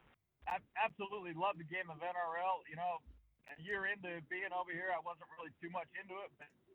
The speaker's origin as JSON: {"language": "English", "region": "California", "country": "United States", "moved": "yes", "lives_now": "Brisbane, Australia", "said": "I'm originally from California."}